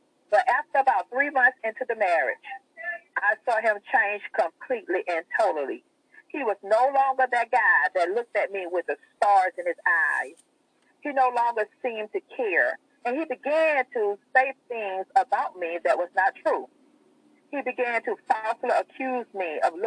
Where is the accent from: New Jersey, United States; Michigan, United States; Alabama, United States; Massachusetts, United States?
Alabama, United States; Mobile; I was born and raised in Mobile, Alabama.